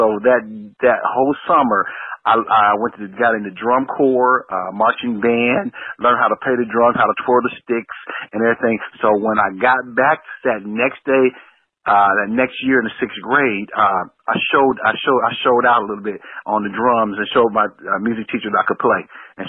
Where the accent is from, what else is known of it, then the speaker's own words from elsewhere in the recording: Dayton, Ohio, United States; growing up in Dayton is an industrial town